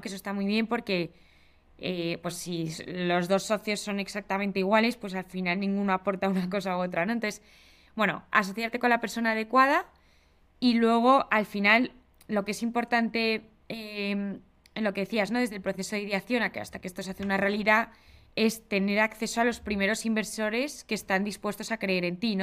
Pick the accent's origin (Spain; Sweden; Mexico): Spain; also born or lived in England; Yo, que soy de España